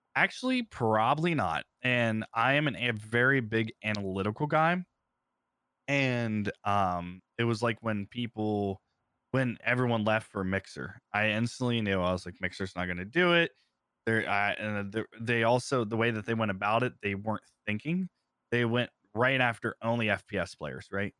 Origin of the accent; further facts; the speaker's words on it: Ohio, United States; moved away as an adult; also born or lived in Phoenix / San Diego; I'm from Ohio originally